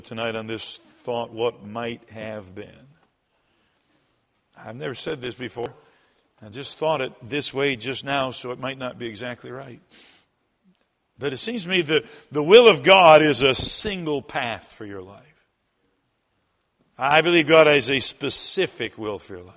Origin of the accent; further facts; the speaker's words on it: Michigan, United States; moved away as an adult; also born or lived in South Carolina; now in Menomonee Falls, United States; I'm from Michigan. I was born in South Carolina, but I lived in Michigan most of my life